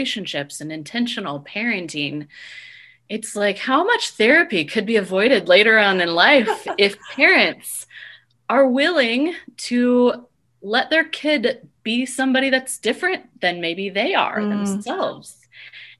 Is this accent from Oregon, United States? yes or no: yes; Oregon, United States; now in Fort Collins, United States; I'm originally from Oregon.